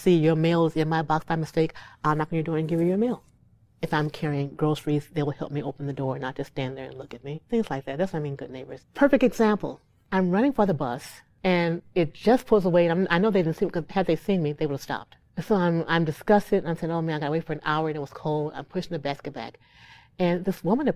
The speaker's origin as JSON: {"language": "English", "town": "Gary", "region": "Indiana", "country": "United States", "said": "I'm from Gary"}